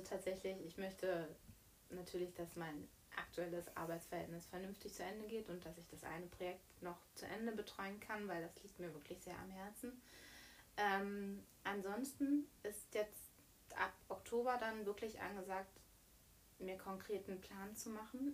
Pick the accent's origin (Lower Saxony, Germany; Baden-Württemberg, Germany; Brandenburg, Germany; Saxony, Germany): Brandenburg, Germany; Bad Wilsnack; Wir kommen ja beide aus Bad Wilsnack, aus der mhm. wundervollen Prignitz